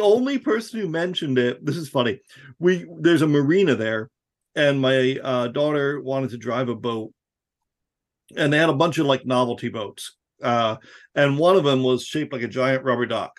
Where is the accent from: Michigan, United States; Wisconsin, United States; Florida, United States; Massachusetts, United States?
Florida, United States; I grew up in Florida